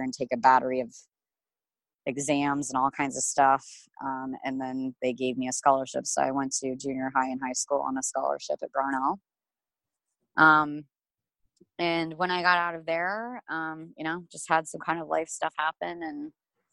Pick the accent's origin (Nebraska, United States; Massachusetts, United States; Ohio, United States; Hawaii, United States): Nebraska, United States; Omaha; I grew up in Omaha, Nebraska.